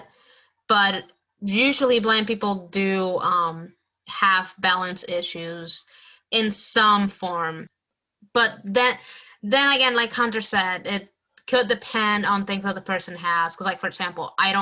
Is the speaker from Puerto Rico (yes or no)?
yes; Puerto Rico; moved away; I grew up like in Puerto Rico